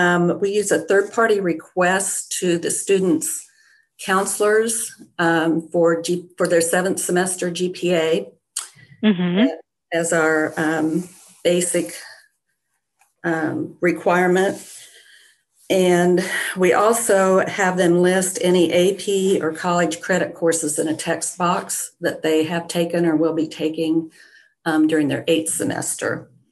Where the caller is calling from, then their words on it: Greenfield, Indiana, United States; I'm calling from Greenfield, Indiana, East Central Indiana.